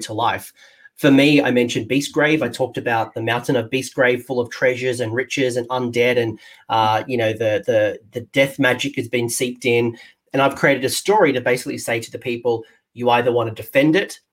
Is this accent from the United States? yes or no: no; Australia; being Australian, who is essentially half American, half English